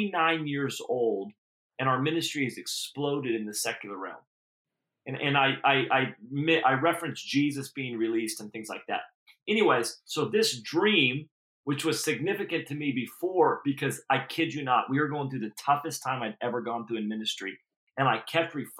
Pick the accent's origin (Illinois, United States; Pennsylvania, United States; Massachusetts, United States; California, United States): California, United States; Redding; now in Folsom, United States; I grew up in Redding. It had 70,000 people in it.